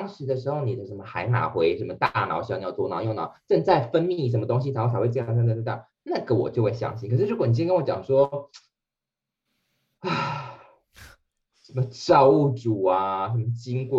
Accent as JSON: {"language": "Chinese", "country": "Taiwan", "said": "我跟你讲，好险，我们是台湾人，我们可以讲这种话。"}